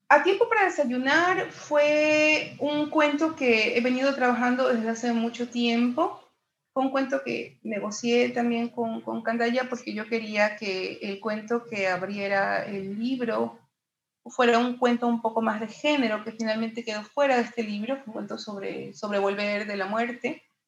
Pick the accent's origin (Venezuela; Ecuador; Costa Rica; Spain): Ecuador; mi país tiene una gran tradición de literatura muy poco conocida